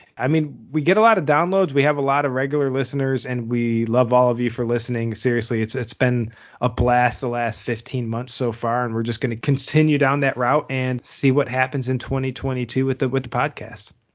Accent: United States; as an American

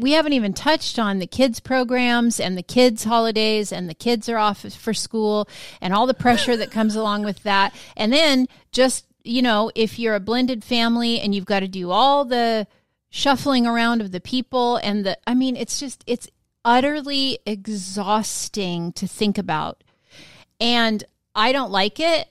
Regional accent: Washington, United States; now in Florida, United States; I was from Washington State

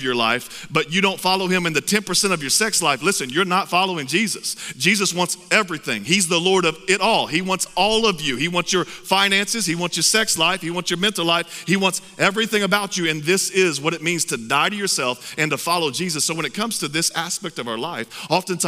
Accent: Texas, United States; I'm from Texas. I'm proud to be from Texas.

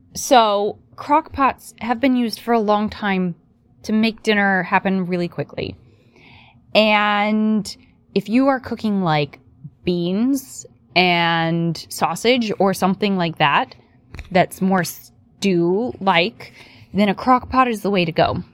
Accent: West Virginia, United States; I grew up in West Virginia

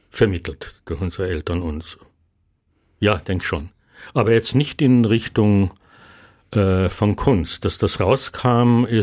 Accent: Klagenfurt, Carinthia, Austria; wir sind in Klagenfurt aufgewachsen mit einer Tiroler, Osttiroler Mutter. Dadurch war das Slowenische eher nur bei den verwandten Besuchen äh, im Rosental üblich, aber in Klagenfurt im Familienkreis nicht so sehr.

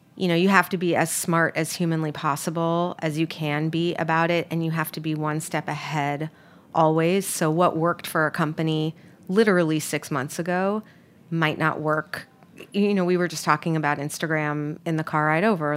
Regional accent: New York, United States; moved away; I'm from New York

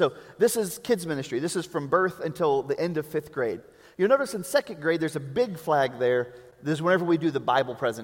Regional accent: Prague, Czechia; I am from Prague

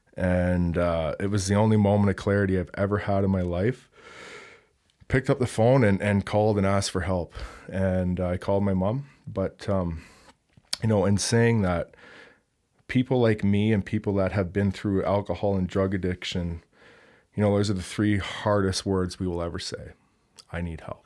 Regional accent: Hamilton, Ontario, Canada; moved away; I grew up in the Toronto area from Hamilton, Ontario

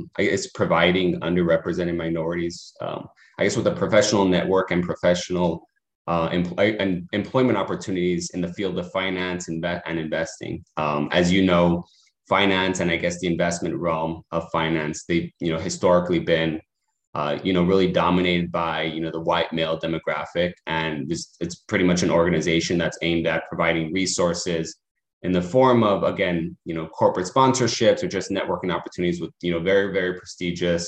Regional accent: El Paso, Texas, United States; moved away as an adult; also born or lived in Phoenix, Arizona; now in Ann Arbor, United States; I'm originally from El Paso, Texas

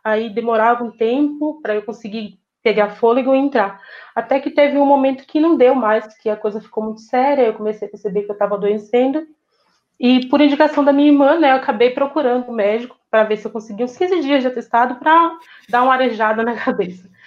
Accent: interior of Bahia, Brazil; moved away; Vim de um interior da Bahia, onde a gente não tem acesso a quase nada

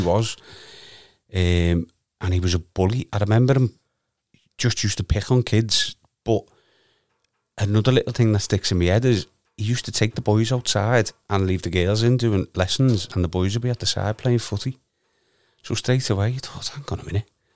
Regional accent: Liverpool, North West England, United Kingdom; originally from Garston, Vineyard Street.

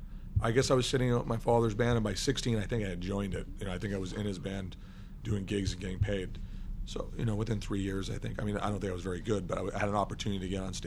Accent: New Hampshire, United States; I mean, I grew up in New Hampshire.

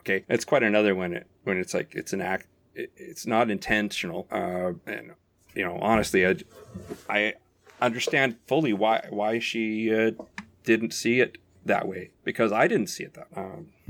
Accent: United States; also born or lived in Canada; I'm an American.

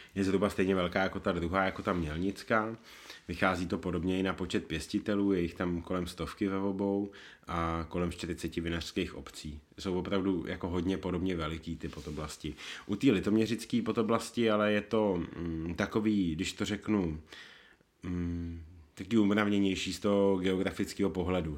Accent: Prague, Czechia; Já jsem z Prahy

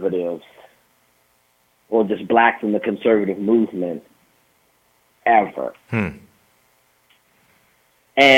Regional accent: Illinois, United States; I'm from Illinois

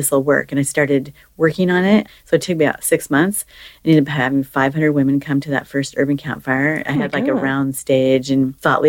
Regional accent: Seattle, Washington, United States; born and raised in Seattle, it's in my blood. I'm never leaving here

